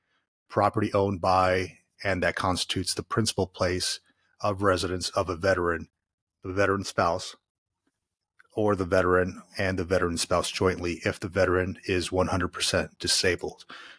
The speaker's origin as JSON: {"language": "English", "region": "Florida", "country": "United States", "tie": "born or raised there", "said": "You know, I grew up in Florida. There's no property taxes."}